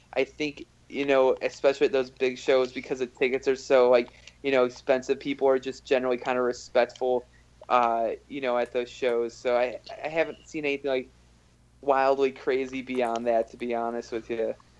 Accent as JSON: {"language": "English", "town": "Chicago", "region": "Illinois", "country": "United States", "also_born_or_lived": "Berlin (hometown, possibly ASR error)", "said": "I'm from Chicago"}